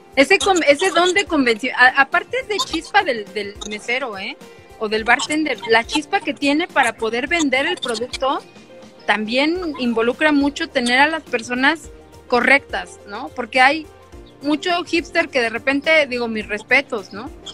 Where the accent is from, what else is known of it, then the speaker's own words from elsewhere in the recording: Mexico City, Mexico; soy chilanga